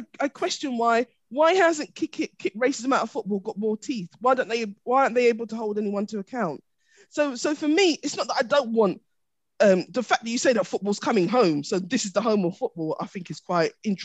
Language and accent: English; England, United Kingdom; I'm English.